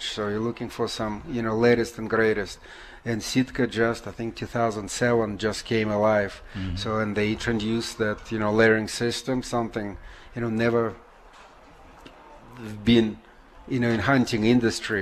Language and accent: English; Russia; moved away as an adult; now in United States; I came from Russia where I was, you know, fishing, hunting, you know, picking up some mushrooms, berries, living off the land